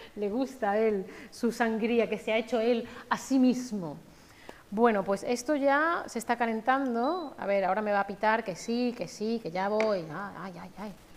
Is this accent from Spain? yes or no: yes; Spain; los dos somos españoles